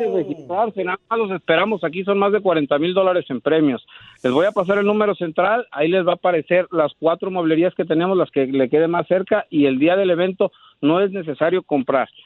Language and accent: Spanish; Michoacán, Mexico; moved away as an adult; now in Dallas, United States; Nosotros somos este de Michoacán